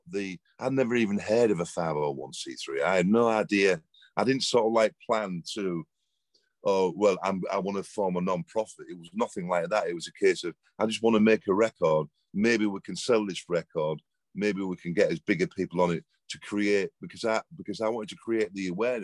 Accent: England, United Kingdom; moved away as an adult; now in Malibu, United States; you can tell by the accent, I'm from England, not from round here, but I live in Malibu now in Los Angeles.

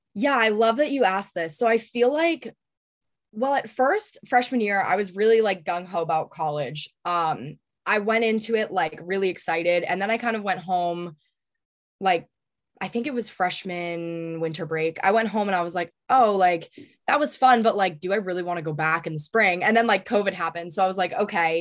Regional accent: New Hampshire, United States; growing up in New Hampshire

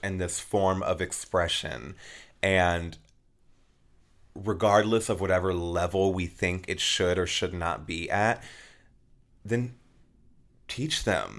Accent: Peoria, Arizona, United States; I'm from Peoria, Arizona, and I went to Peoria High School

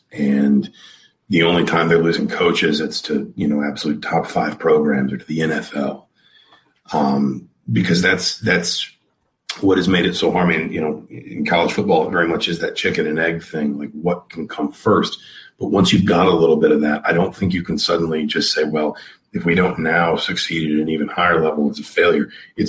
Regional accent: Atlanta, Georgia, United States; moved away; as somebody who grew up in SEC country, I grew up in Atlanta.

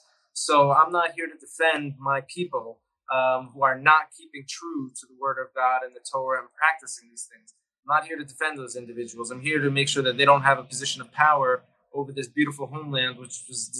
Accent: United States; now in Israel; I'm like an American nice guy.

